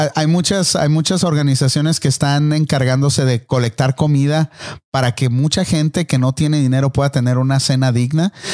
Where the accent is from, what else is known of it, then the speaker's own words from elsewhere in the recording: Tijuana, Baja California, Mexico; cuando estaba creciendo ahí en Tijuana, ah, pues yo crecí en un, barrio pobre